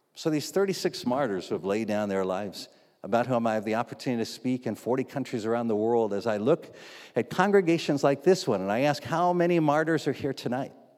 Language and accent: English; United States; we're from America, the land of the free and the home of the very rich Christians